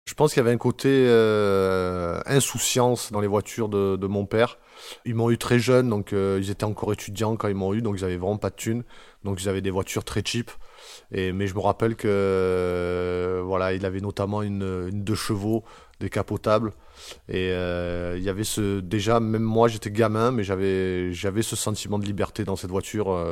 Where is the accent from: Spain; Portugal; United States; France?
France; Marseille, Provence-Alpes-Côte d'Azur; On vient pour la plupart de Marseille